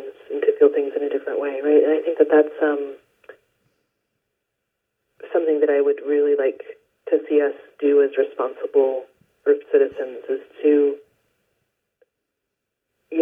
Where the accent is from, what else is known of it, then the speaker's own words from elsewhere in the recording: Ohio, United States; now in Northern California, United States; I was born in Ohio